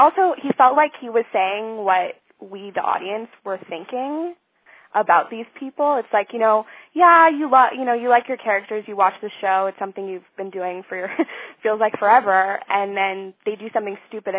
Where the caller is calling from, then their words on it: Montreal, Quebec, Canada; I'm calling from Montreal.